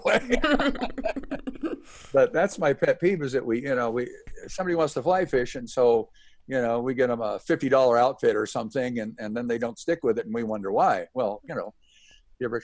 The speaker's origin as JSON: {"language": "English", "town": "Seattle", "region": "Washington", "country": "United States", "tie": "born or raised there", "also_born_or_lived": "Snohomish, Washington", "moved": "yes", "said": "I grew up in Washington State and in North Seattle, basically, and then moved to a town called Snohomish, about 30 miles north of Seattle"}